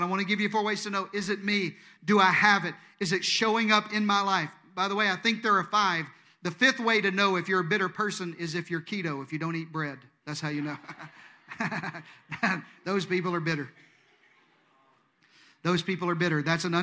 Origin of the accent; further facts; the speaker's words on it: Deep South, United States; I'm from the Deep South. In the Deep South, we say things like, oh, bless their heart.